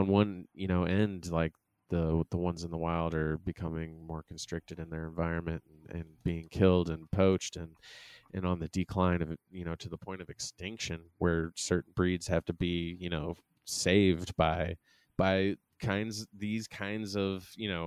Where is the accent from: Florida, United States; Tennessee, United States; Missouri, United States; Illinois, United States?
Missouri, United States; St. Charles County; I grew up out in St. Charles County